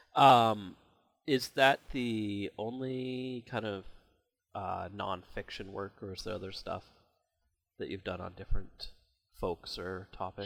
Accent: Canada; I'm Canadian.

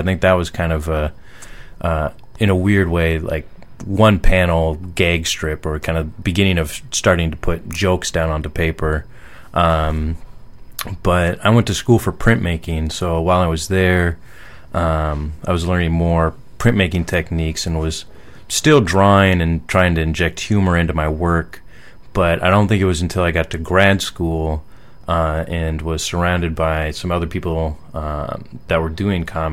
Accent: Seattle, Washington, United States; now in New York, United States; when I was growing up in Seattle, we used to come up here all the time as a kid

